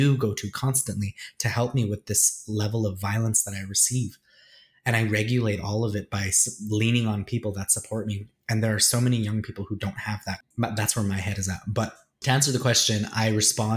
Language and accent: English; Edmonton, Alberta, Canada; moved away as an adult; now in Toronto, Canada; I was born and raised in Edmonton